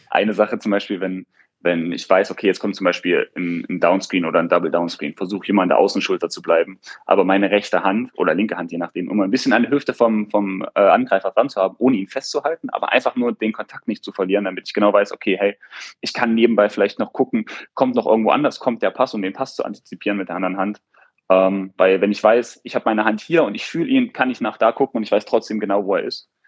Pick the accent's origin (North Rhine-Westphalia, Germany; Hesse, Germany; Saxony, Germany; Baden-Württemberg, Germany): Saxony, Germany; Eilenburg; moved away; in Eilenburg, wo ich herkomme, in unserem Bezirk da schon die Besten